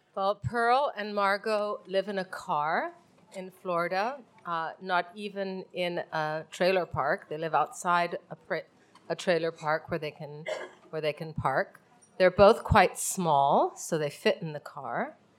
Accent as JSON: {"language": "English", "country": "Mexico", "said": "I'm from Mexico and that's where I live"}